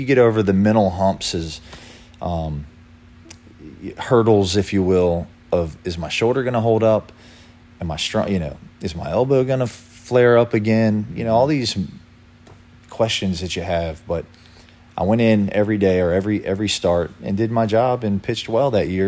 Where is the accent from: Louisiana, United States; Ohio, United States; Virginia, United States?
Virginia, United States; Lynchburg; I'm from Lynchburg, Virginia